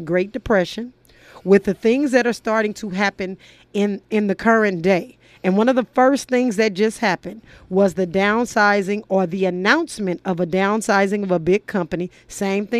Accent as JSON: {"language": "English", "town": "Los Angeles", "region": "California", "country": "United States", "tie": "born or raised there", "said": "I grew up in South Central"}